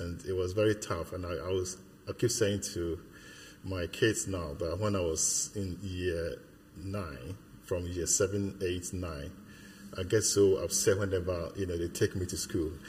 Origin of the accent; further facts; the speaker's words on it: Ghana; now in United Kingdom; I was born in Ghana. I, I, lived in Ghana my childhood in Ghana, but at this moment, I'll probably say I've lived more years in the UK than in Ghana.